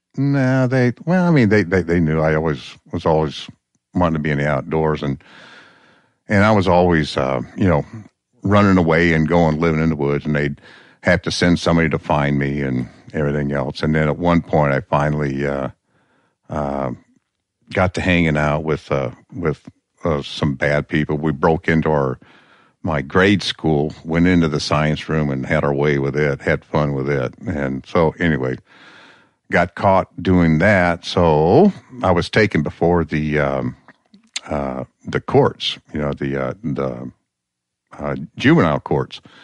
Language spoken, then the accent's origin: English; Peoria, Illinois, United States; also born or lived in Nome, Alaska; now in Alaska, United States; Peoria, Illinois